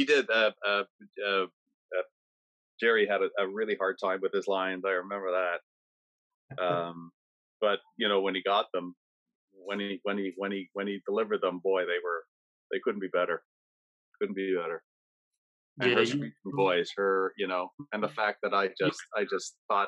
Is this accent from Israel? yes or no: no; Canada; being a Canadian